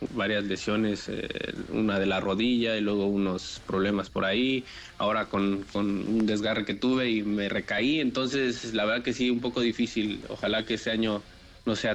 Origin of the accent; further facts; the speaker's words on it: Mexico; y soy el único mexicano